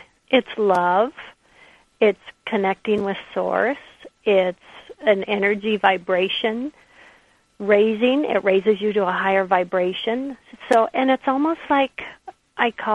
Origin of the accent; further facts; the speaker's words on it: the Northwest, Pacific Northwest, United States; I'm from the Northwest